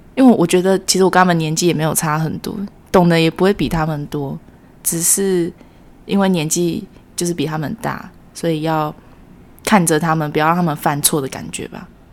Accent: Miaoli County, Taiwan; 我是来自苗栗的

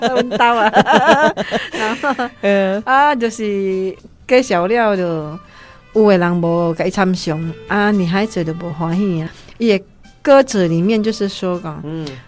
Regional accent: Indonesia; moved away; 我们印尼那边客家人

